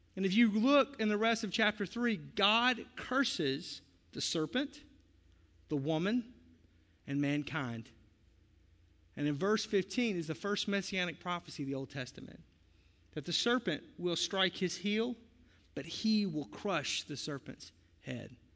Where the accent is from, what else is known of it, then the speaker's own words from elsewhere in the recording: the South, United States; I'm from the South